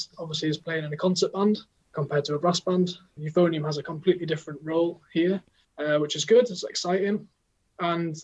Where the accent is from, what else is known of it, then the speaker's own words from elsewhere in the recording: the North East, North East England, United Kingdom; moved away as an adult; also born or lived in Cardiff; I'm from the Northeast